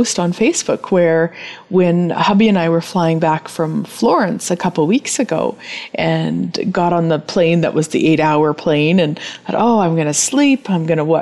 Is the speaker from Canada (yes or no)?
yes; Turtleford, Saskatchewan, Canada; I was born and raised in Turtleford, Saskatchewan, so I am a Saskatchewanite.